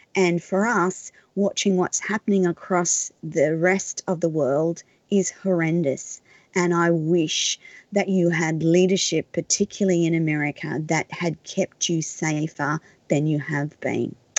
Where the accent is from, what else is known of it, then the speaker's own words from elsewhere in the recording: Australia; as an Australian